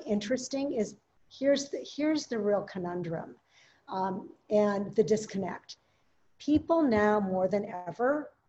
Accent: Minneapolis, Minnesota, United States; I grew up in Minneapolis

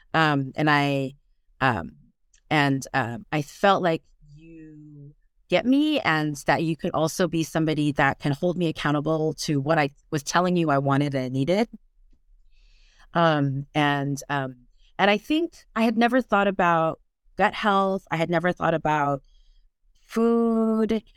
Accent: United States; accent: American; moved away as an adult; now in Brittany, France; I'm American, as you can tell by my accents

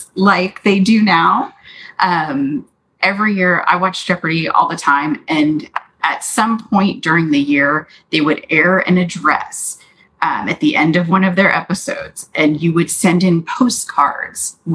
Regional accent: Richardson, Texas, United States; also born or lived in Dallas, Texas / Plano, Texas; born in Dallas, grew up in Plano Richardson area.

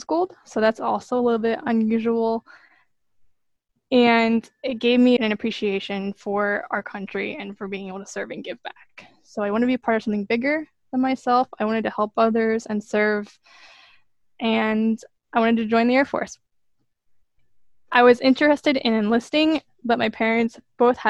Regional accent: Pennsylvania, United States; moved away as an adult; now in Northern Virginia, United States; I am from Pennsylvania originally, so I am fortunately able to live pretty close to home right now

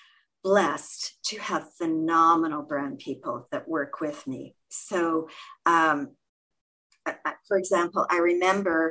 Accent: Canada; also born or lived in Toronto, Canada; I'm Canadian. We're based in Toronto, Canada

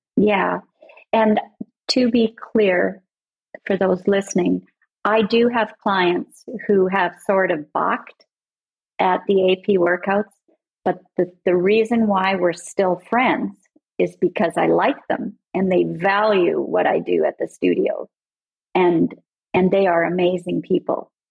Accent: Canada; I'm Canadian and I'm far up north

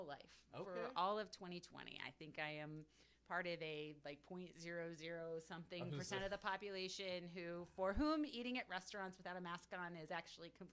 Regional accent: Crystal Lake, Illinois, United States; moved away as an adult; also born or lived in Phoenix, Arizona; now in Taipei, Taiwan; I grew up in Crystal Lake, Illinois, which is a northwest suburb of Chicago

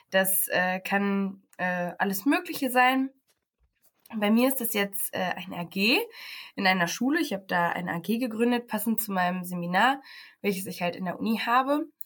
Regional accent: Paderborn, North Rhine-Westphalia, Germany; now in Aachen, Germany; Ich komme aus Paderborn, bin im Sommer nach Aachen gezogen und mache jetzt hier mein Praxissemester.

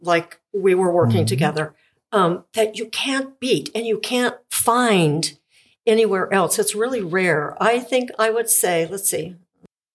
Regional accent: Gilman, United States; I grew up in Gilman.

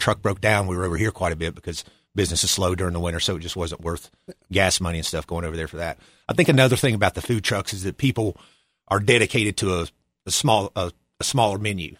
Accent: Boone, North Carolina, United States; also born or lived in Washington, D.C. / Virginia Beach, Virginia; born and raised in Boone, North Carolina.

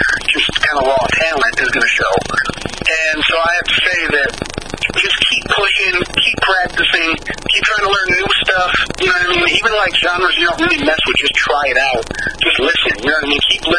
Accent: Michigan, United States; I am from Michigan

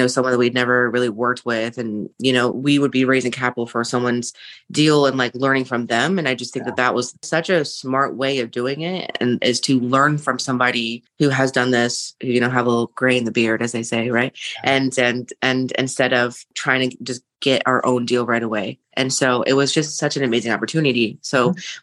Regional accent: Seattle, Washington, United States; I am from the Seattle area

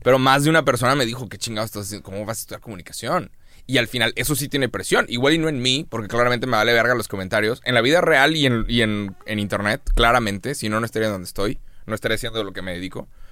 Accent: Monterrey, Nuevo León, Mexico; es un término que usamos en Monterrey

